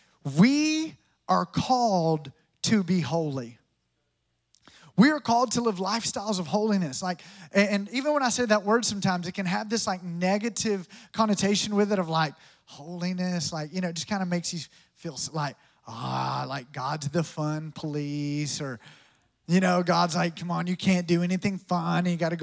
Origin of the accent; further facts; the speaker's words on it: Tampa, Florida, United States; Come on, we're from Tampa. We love a good blackened grouper sandwich.